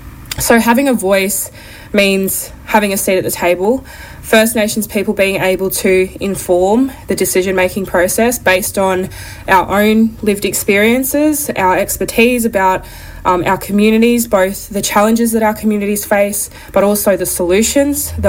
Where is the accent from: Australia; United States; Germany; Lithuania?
Australia; Lithgow, New South Wales; Lithgow, where he met my nan, and that's where I was also born and raised.